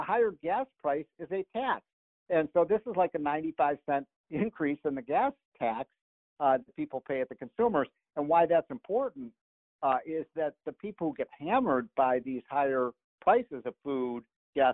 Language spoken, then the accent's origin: English; Chicago, Illinois, United States; I grew up in Chicago